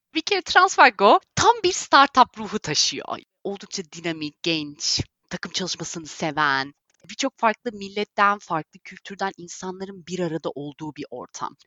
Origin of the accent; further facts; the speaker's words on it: Bodrum, Muğla, Turkey; moved away as an adult; also born or lived in England; now in London, United Kingdom; 1989 İngiltere doğumluyum lakin sadece doğumdan ibaret. Ee, doğumdan sonra 89 senesinden beri 30 yıl boyunca Bodrum'da yaşadım. Bodrum'da büyüdüm